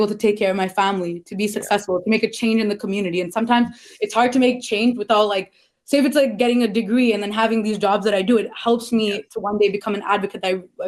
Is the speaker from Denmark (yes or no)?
no; Toronto, Ontario, Canada; I'm from Scarborough